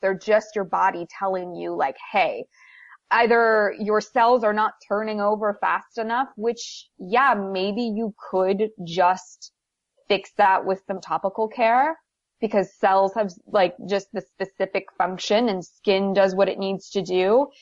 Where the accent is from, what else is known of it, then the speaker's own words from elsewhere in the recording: Wisconsin, United States; moved away as an adult; also born or lived in New Brunswick, Canada; now in Los Angeles, United States; I'm from New Brunswick, Canada. That's where I was born. And then when I was 10, we moved to the U.S. and I lived in Wisconsin for 11 years.